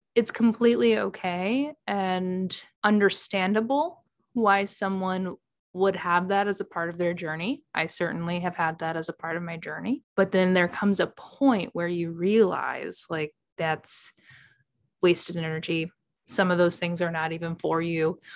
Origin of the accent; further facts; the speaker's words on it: Midwest, United States; I'm from the Midwest